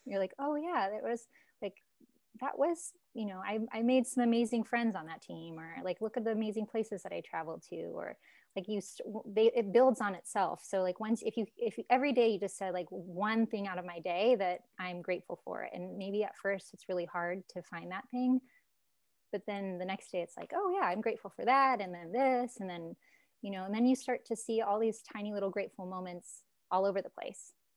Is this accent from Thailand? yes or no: no; Alaska, United States; moved away as an adult; also born or lived in California; I grew up in Alaska, moved to California, went to a community college.